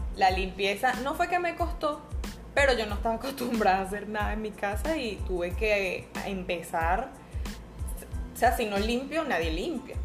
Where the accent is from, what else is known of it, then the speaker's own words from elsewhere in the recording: San Cristóbal, Táchira, Venezuela; moved away; yo soy de San Cristóbal